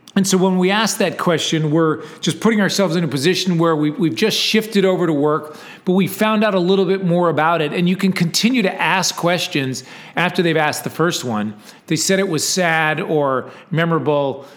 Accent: Texas, United States; I'm from Texas

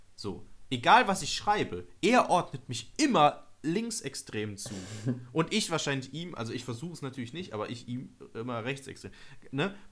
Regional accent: Nettetal, North Rhine-Westphalia, Germany; meine, meine Heimatstadt nennen, Nettetal

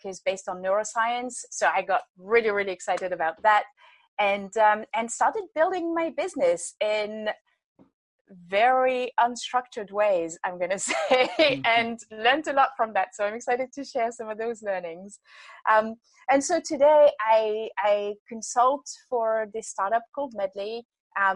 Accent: France; moved away as an adult; I grew up in France and been traveling and working in lots of different places

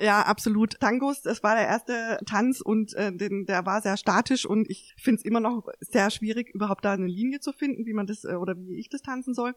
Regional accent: Mannheim, Karlsruhe, Baden-Württemberg, Germany; hier in Mannheim, Karlsruhe aufgewachsen zu sein

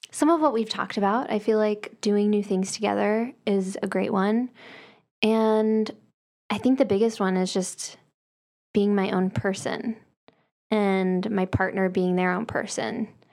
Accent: the South, United States; I'm from the South

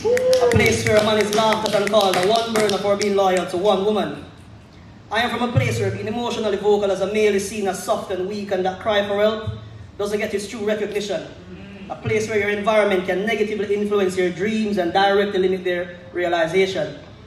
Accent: Spanish Town, Saint Catherine, Jamaica; I am from a place 90 miles south of Cuba, 118 miles west of Haiti, a small island called Jamaica. Yes, I am Jamaican. Born in Spanish Town Hospital, bred in the part of St. Catherine, which was once the nation's capital.

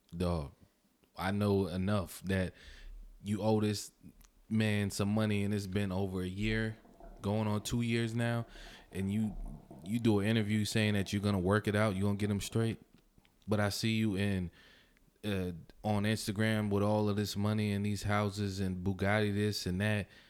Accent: New York City, New York, United States; I'm from Brooklyn

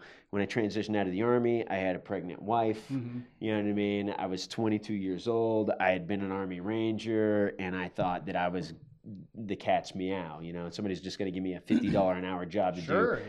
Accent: Azores, Portugal; born there; My dad was in the military. I was born in the Azores, which, Lodges Field Air Force Base.

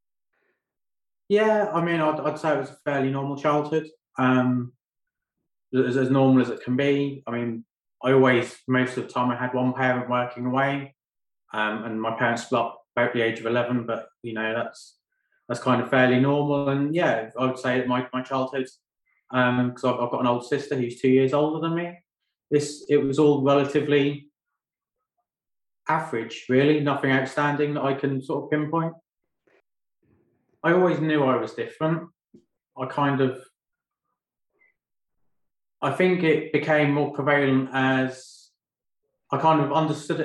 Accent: Great Yarmouth, East of England, United Kingdom; also born or lived in London; now in Lowestoft, United Kingdom; I was brought up and raised in Goulston, which is part of Great Yarmouth, from the age of 1 to the age of 24.

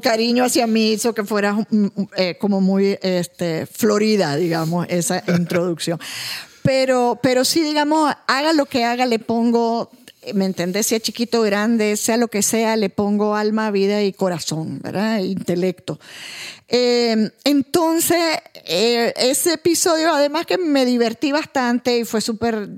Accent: Nicaragua

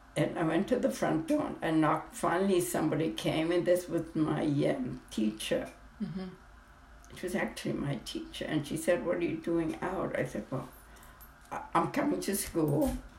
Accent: Hamburg, Germany; I was born in Hamburg, Germany in 1922

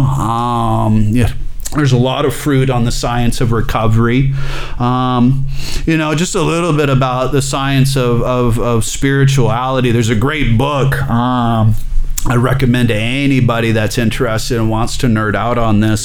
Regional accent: Alabama, United States; I'm from Alabama

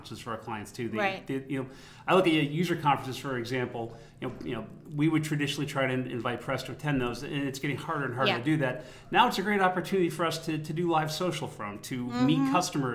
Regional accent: Boston, Massachusetts, United States; being a Bostonian and a native of the Commonwealth, we have a long history here

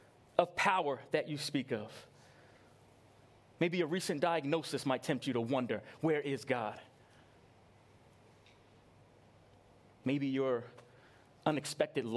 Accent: New York, United States; I grew up in New York

